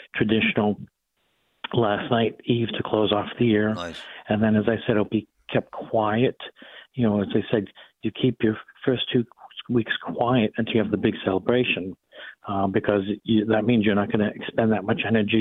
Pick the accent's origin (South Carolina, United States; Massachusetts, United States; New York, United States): Massachusetts, United States; Boston; accent: Boston; my Boston accent